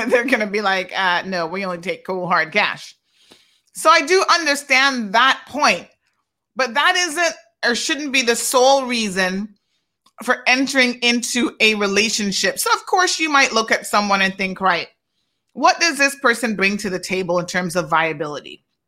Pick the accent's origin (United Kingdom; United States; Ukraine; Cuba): Cuba; I came from Cuba and I married a Caymanian.